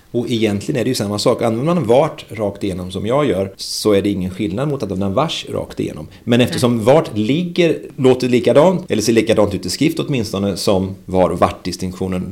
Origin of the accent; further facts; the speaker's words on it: Västergötland, Västra Götaland, Sweden; Som västgöte använder jag vart snarare än vart